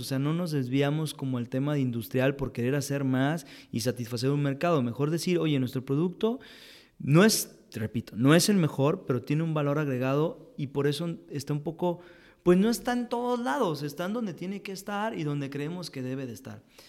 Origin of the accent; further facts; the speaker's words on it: Mexico; como mexicanos